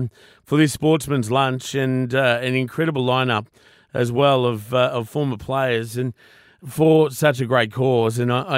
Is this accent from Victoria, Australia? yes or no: no; Brisbane, Queensland, Australia; I grew up in Brisbane